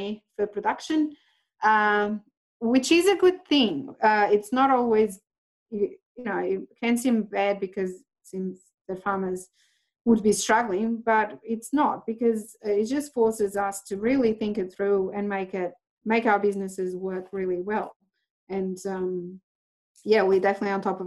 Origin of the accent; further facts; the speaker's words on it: Portugal; moved away as an adult; now in Australia; I am Portuguese. I came here 12 years ago